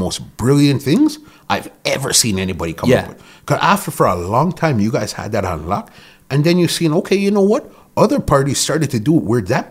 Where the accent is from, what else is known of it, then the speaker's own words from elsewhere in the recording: Toronto, Ontario, Canada; And remember, people weren't too keen on Toronto. We all almost wanted to be like we're from New York.